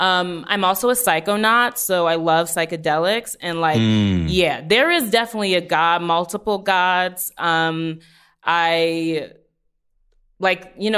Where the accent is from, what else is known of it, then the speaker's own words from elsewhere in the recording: New Orleans, Louisiana, United States; I'm from New Orleans. There's, like, as you know, there's, like, the Catholicism that was forced upon everybody.